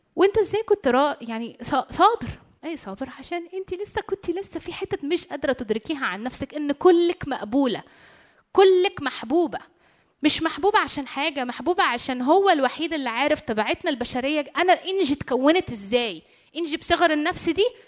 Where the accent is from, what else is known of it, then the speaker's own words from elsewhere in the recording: Egypt; عندنا في مصر